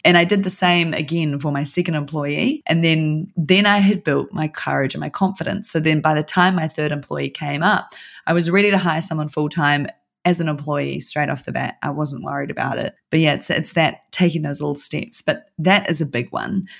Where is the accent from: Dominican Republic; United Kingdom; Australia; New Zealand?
New Zealand; I'm from New Zealand